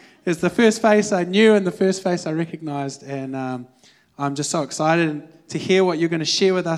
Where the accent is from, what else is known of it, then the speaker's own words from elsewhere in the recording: Wellington, New Zealand; I'm from Wellington, and I grew up going to El Rancho and Forest Lakes